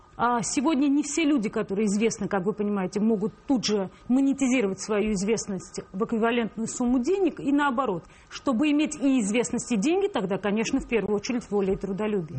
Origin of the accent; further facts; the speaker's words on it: Tbilisi, Georgia; now in Moscow, Russia; я тбилисская грузинка